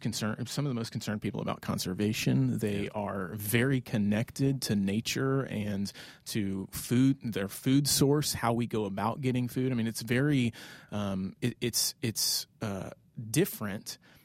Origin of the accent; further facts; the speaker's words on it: the South, United States; I grew up mainly in the South, a little bit all over, but have been around guns.